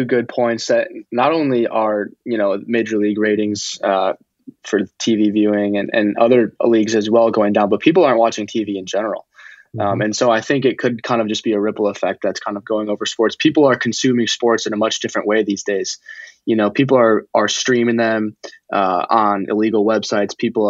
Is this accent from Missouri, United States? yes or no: no; Chicago, Illinois, United States; You know, when we first moved to the Chicago area, I was very young. We lived about 2 minutes from Wrigley.